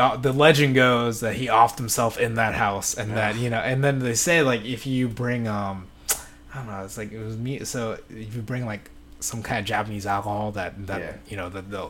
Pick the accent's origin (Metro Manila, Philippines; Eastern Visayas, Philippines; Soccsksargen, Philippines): Metro Manila, Philippines; moved away; But there was in my hometown, the Philippines. Like I lived in it was a city like outside Manila, so fairly close in the Metro Manila area.